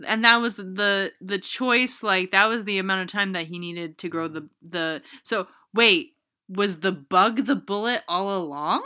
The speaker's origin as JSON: {"language": "English", "country": "Canada"}